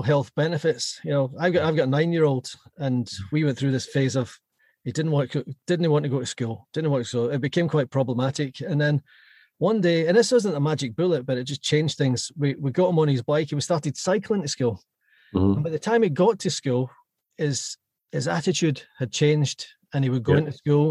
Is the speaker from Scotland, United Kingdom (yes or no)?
yes; Clydebank, Scotland, United Kingdom; moved away as an adult; now in London, United Kingdom; I grew up in Clydebank, just outside Glasgow